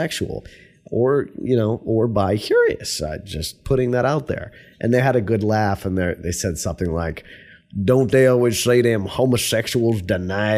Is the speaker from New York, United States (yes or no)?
yes; New York, United States; moved away; also born or lived in Virginia; I was from New York